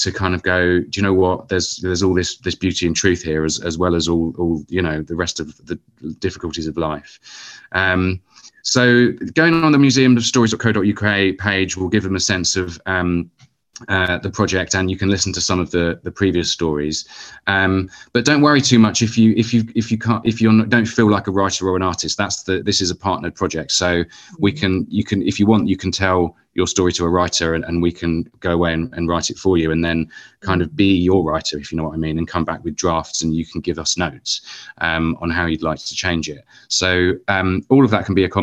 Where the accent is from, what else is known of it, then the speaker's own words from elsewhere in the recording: Luton, East of England, United Kingdom; I grew up in Luton.